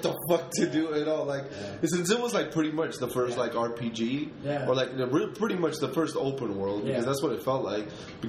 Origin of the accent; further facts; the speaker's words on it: Mexico City, Mexico; now in United States; I'm from Mexico City. Now I live in the United States